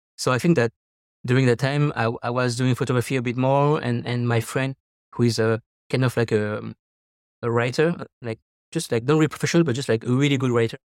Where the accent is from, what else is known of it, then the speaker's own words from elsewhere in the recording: Paris, Île-de-France, France; moved away as an adult; now in Taiwan; I'm French from Paris